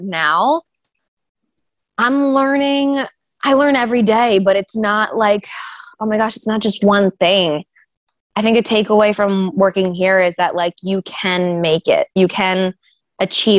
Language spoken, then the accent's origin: English; New Jersey, United States; now in Philadelphia, United States; I'm like a South Jersey girl. Philly's always been my city